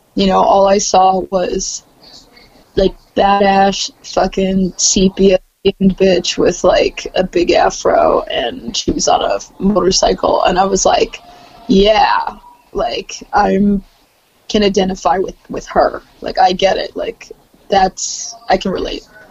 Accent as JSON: {"language": "English", "town": "Columbia", "region": "Maryland", "country": "United States", "tie": "born or raised there", "also_born_or_lived": "Silver Spring, Maryland / Baltimore, Maryland", "said": "Born in Silver Spring and raised in Columbia"}